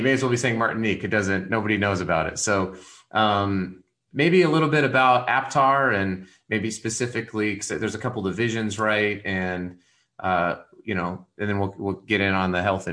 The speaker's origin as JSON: {"language": "English", "town": "Colorado Springs", "region": "Colorado", "country": "United States", "tie": "born or raised there", "moved": "as an adult", "lives_now": "Utah, United States", "said": "my wife and I's hometown, you know, Colorado Springs"}